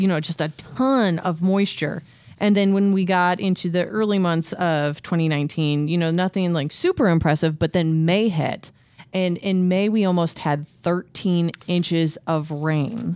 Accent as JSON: {"language": "English", "region": "Midwest", "country": "United States", "tie": "born or raised there", "said": "living and growing up in the Midwest"}